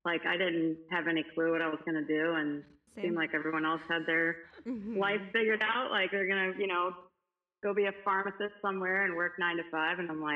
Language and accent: English; Cuba; moved away; And I remember like everyone thought I was Spanish because I was so tan and they heard I came from Cuba.